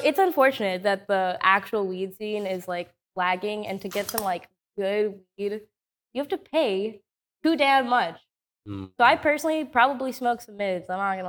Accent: Houston, Texas, United States; That is true. I'm from

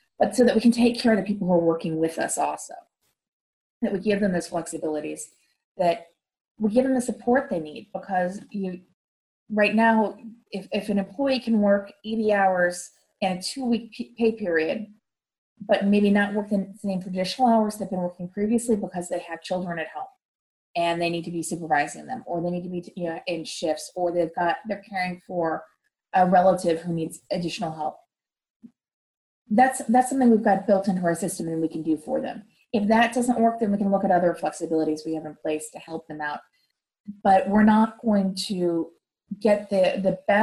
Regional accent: St. Louis, Missouri, United States; moved away as an adult; now in Washington, D.C., United States; I grew up in St. Louis

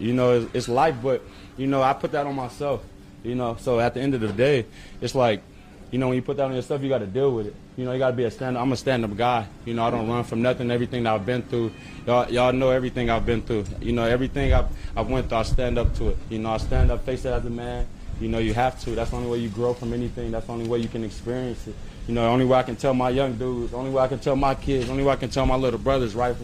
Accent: Los Angeles, California, United States; moved away; I'm from South Central

